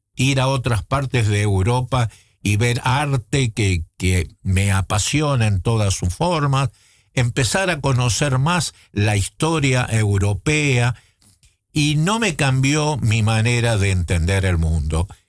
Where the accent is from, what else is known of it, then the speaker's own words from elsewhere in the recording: Buenos Aires, Argentina; moved away as an adult; also born or lived in Netherlands; yo como intelectual porteño, eh, criado en la ciudad de Buenos Aires